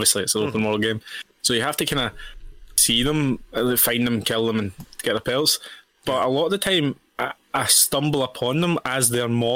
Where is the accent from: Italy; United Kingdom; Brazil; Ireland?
United Kingdom; Scotland; we're Scottish